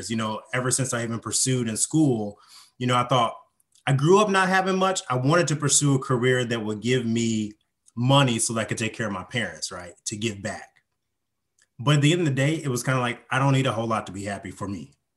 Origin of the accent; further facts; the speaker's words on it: Indiana, United States; moved away as an adult; also born or lived in Huntsville, Alabama; I grew up in Indiana, actually in the Midwest, and I've lived pretty much all over the U.S.